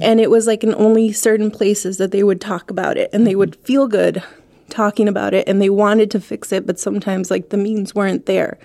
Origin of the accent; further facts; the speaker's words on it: El Paso, Texas, United States; moved away as an adult; now in Ohio, United States; Since I was born in El Paso, I grew up in El Paso.